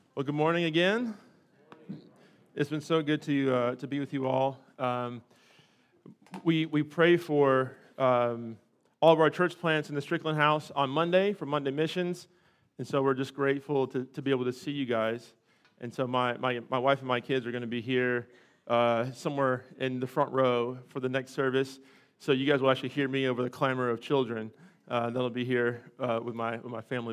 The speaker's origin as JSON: {"language": "English", "region": "California", "country": "United States", "tie": "born or raised there", "moved": "yes", "lives_now": "North Carolina, United States", "said": "I was raised in California."}